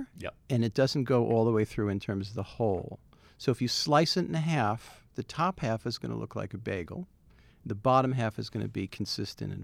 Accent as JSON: {"language": "English", "region": "New Jersey", "country": "United States", "tie": "born or raised there", "moved": "yes", "lives_now": "New York City, United States", "said": "I grew up in Jersey"}